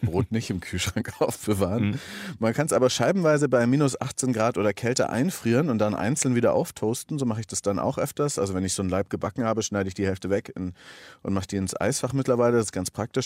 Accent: Augsburg, Bavaria, Germany; now in Berlin, Germany; ich bin gebürtiger Augsburger

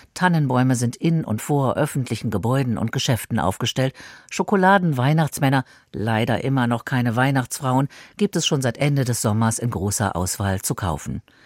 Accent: Berlin, Germany; in meiner Geburtsstadt

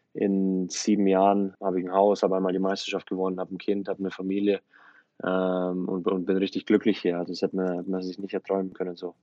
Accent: Germany; now in United States; ich aufgewachsen bin in Deutschland

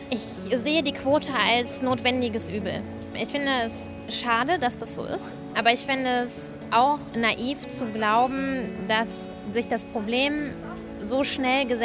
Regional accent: Halle an der Saale, Saxony-Anhalt, Germany; born there; now in Bochum, Germany; ich bin 27, wohne in Bochum, komme gebürtig aus Halle an der Saale, bin Rechtsreferendarin zurzeit.

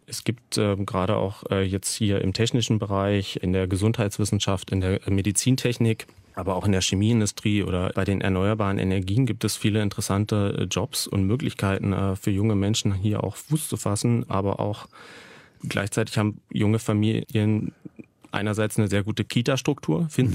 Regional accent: Börde, Saxony-Anhalt, Germany; ich bin äh, eben in der Börde aufgewachsen

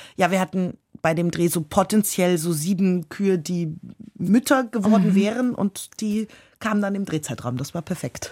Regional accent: Austria; also born or lived in London; als Österreicherin

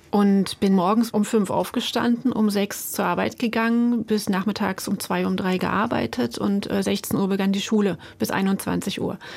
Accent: East Germany, Germany; Man war dort nicht besonders wohlgelitten als Ostdeutscher in der Grenzregion

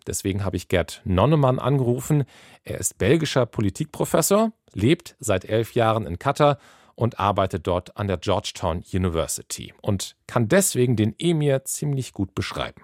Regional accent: Schleswig-Holstein, Germany; Schleswig-Holstein passiert. Da bin ich aufgewachsen

